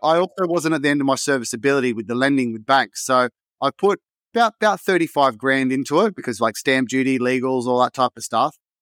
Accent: Sydney, New South Wales, Australia; Blacktown, which is just another suburb next to where I grew up in Wentworth Field

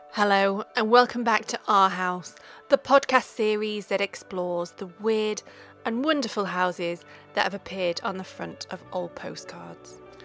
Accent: Stockport, North West England, United Kingdom; my hometown of Stockport

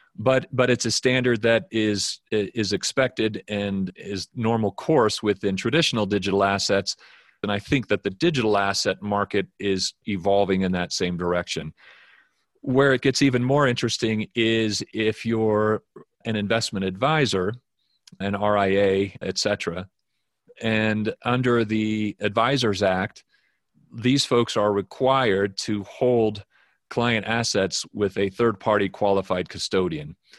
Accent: Wyoming, United States; moved away as an adult; also born or lived in New York; I'm originally from Wyoming. I grew up here

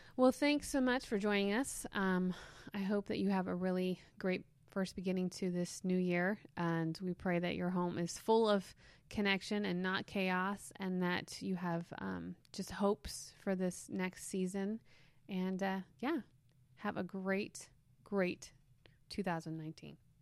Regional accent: Reading, South East England, United Kingdom; we used to go to this bridge where I grew up in Reading

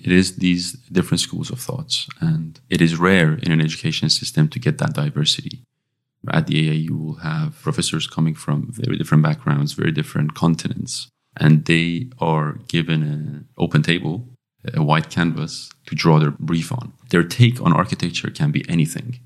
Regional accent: Iran; also born or lived in London, United Kingdom; now in Belgium; I'm from Iran originally

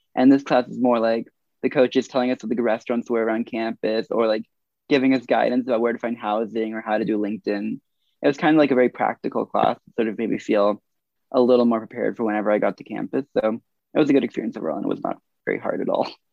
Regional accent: Culver City, California, United States; I am a computer science major from Culver City, California

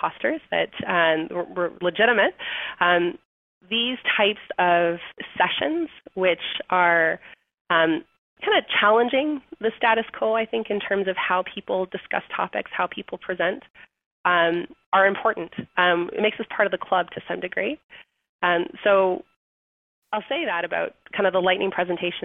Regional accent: Canada; We're Canadian

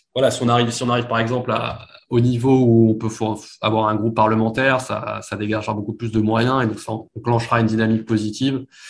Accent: Paris, Île-de-France, France; moved away as an adult; also born or lived in United States / Hong Kong; now in London, United Kingdom; je suis originaire de Paris

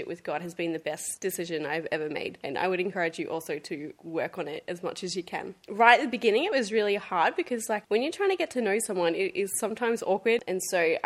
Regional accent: Gold Coast, Queensland, Australia; grew up on the Gold Coast

